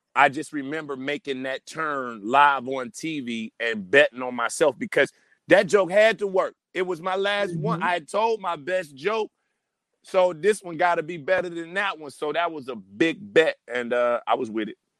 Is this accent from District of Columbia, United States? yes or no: no; Detroit, Michigan, United States; moved away as an adult; now in Los Angeles, United States; I'm from Detroit, Michigan